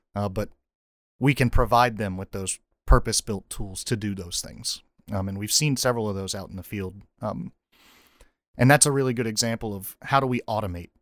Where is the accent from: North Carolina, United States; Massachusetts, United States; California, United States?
North Carolina, United States; moved away as an adult; So I grew up in North Carolina, went to North Carolina State University.